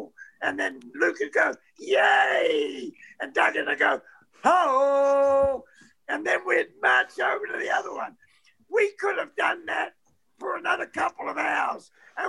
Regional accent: New Zealand; I'm a Kiwi.

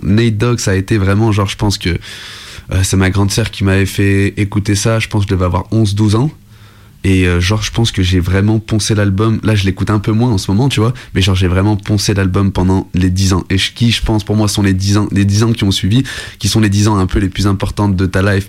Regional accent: Lyon, Auvergne-Rhône-Alpes, France; je venais de Lyon

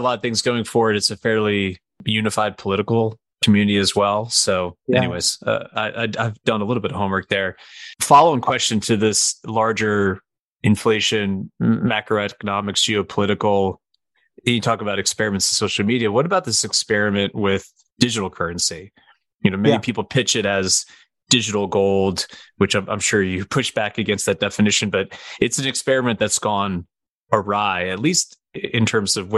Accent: Albany, New York, United States; I'm actually from Albany myself, so it's always good to have another upstate New York connection

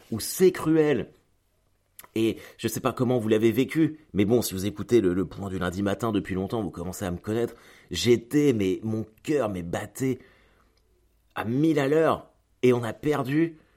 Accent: France; Moi, je suis français et je suis supporter du Stade Malherbe de Caen.

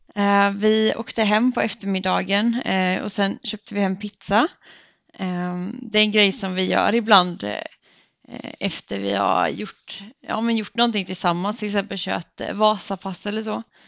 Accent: Örryd, Jönköping County, Sweden; Jag är uppvuxen i en liten by som heter Örryd som ligger ungefär 20 minuter med bil från Gnosjö

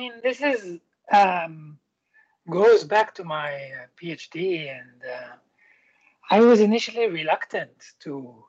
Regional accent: Jerusalem, Jerusalem District, Israel; English is a second language; moved away as an adult; now in United Kingdom; So I was born in Jerusalem, and I grew up in the city or not far from the city. I went to university there, my first degree.

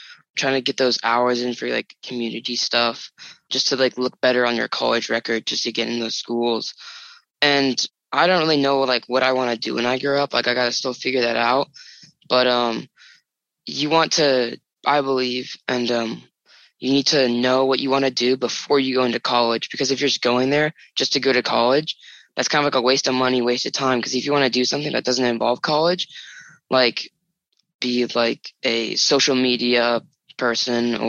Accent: San Diego, California, United States; a community college up right next to my house. It's Mesa College

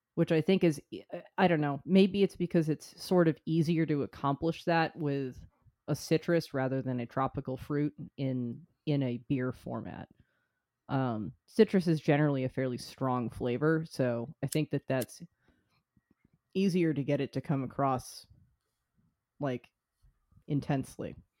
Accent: United States; as an American

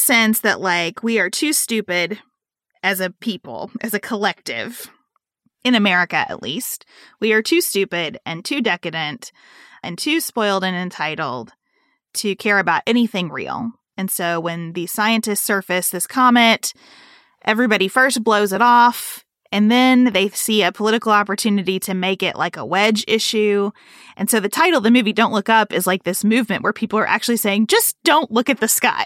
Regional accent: United States; I feel as an American

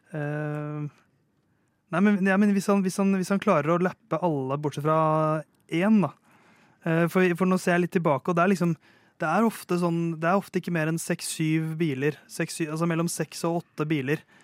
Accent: Norway; jeg er jo norsk

